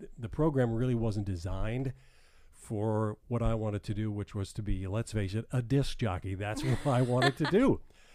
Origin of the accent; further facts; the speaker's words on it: New York City, New York, United States; moved away as an adult; I grew up in New York City